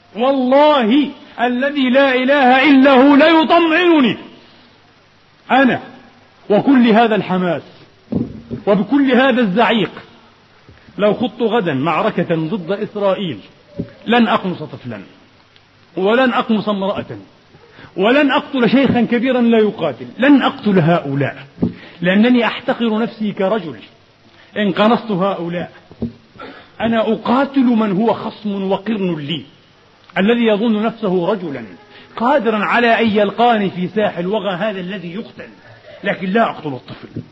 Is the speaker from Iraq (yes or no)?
no; Palestine; now in Vienna, Austria; قضيتنا وحدنا كفلسطينيين